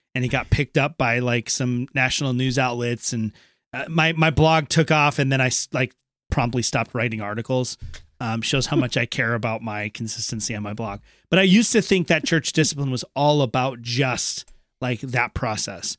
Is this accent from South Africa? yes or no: no; Minnesota, United States; moved away; also born or lived in eastern United States; I'm from Minnesota originally, I went home to my, uh, what was my home church before I moved out east